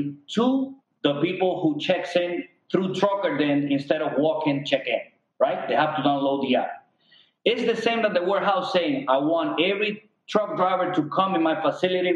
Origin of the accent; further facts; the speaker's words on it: Cuba; now in United States; We're immigrants from Cuba